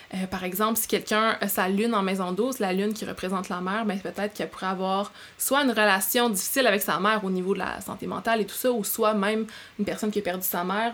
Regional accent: Abitibi, Quebec, Canada; moved away; j'ai grandi en Abitibi

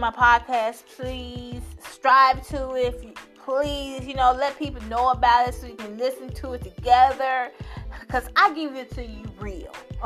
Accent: Chicago, Illinois, United States; I'm from the South Side

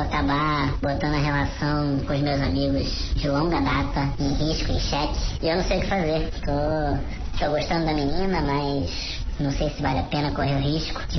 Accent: Rio de Janeiro, Brazil; now in Florianópolis, Brazil; Sou do Rio de Janeiro, sou novo aqui em Floripa.

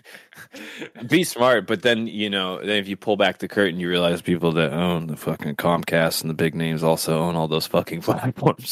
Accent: Seattle, Washington, United States; we come from the Seattle area

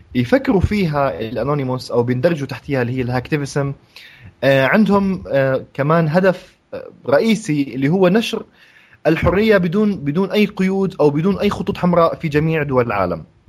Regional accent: Jordan; هون احنا عندنا بالاردن

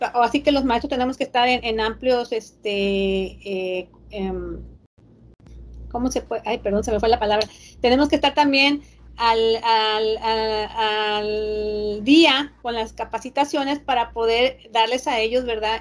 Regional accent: Reynosa, Tamaulipas, Mexico; soy de Reynosa

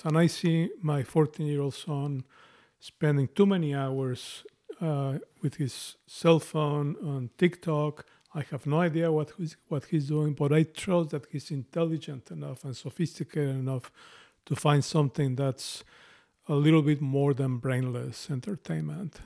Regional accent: Mexico; accent: Spanish Mexican; English is a second language; moved away as an adult; now in United States; I have an accent, a strong, a Spanish Mexican accent, and I've lived in this place

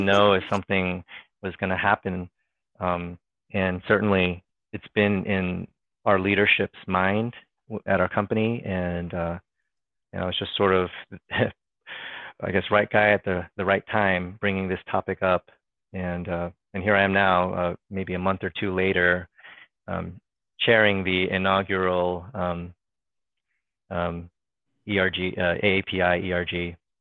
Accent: Fairfax County, Virginia, United States; also born or lived in Los Angeles, California; I'm from Fairfax County, Virginia

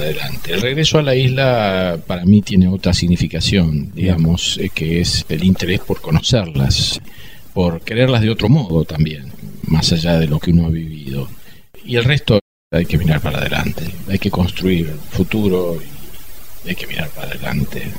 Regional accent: Argentina; como argentino

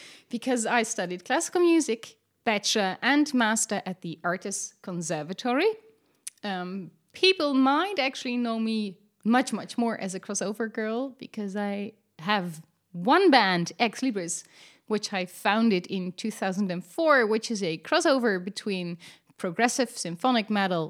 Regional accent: Netherlands; I'm Dutch.

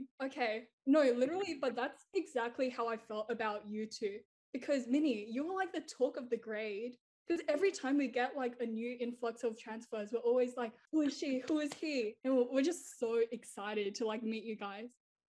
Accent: North Rocks, New South Wales, Australia; My experience was like quite different from yours because I came from North Rocks.

